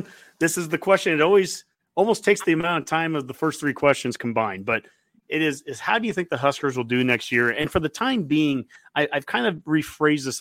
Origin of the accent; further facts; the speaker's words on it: Columbus, Nebraska, United States; moved away; also born or lived in Lincoln, Nebraska; I grew up in Columbus and I've lived in Lincoln.